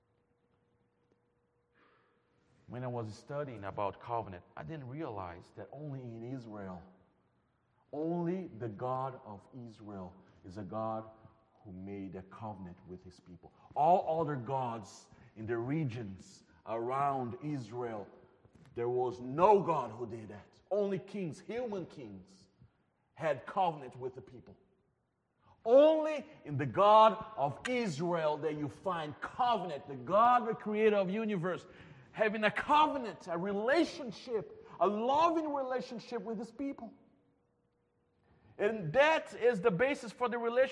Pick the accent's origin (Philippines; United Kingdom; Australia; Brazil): Brazil; moved away; I'm from Brazil